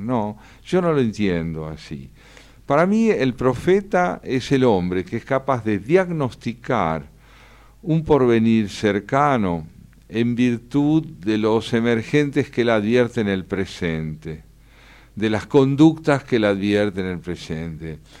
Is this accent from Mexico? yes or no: no; Argentina; lo escribí como argentino